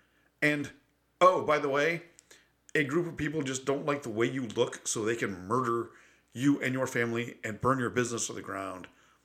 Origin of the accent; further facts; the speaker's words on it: Buffalo, New York, United States; moved away; also born or lived in Texas / West Virginia; I grew up in Buffalo, New York.